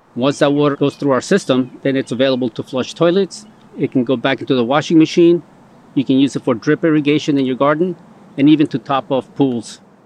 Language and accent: English; Colombia; now in United States; I was born in Colombia